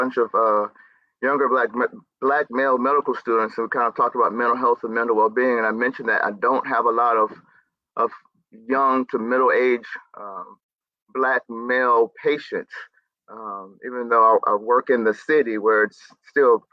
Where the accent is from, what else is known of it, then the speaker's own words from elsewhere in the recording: near Wilmington, North Carolina, United States; moved away as an adult; now in St. Louis, United States; I'm originally born and raised in North Carolina, grew up near the coast. The nearest biggest city people would know is Wilmington, North Carolina. But I grew up in a very rural country area.